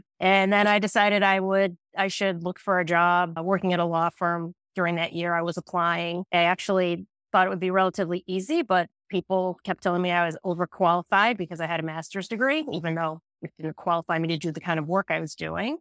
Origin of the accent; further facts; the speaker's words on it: Western New York, United States; moved away as an adult; also born or lived in Boston; I grew up in Western New York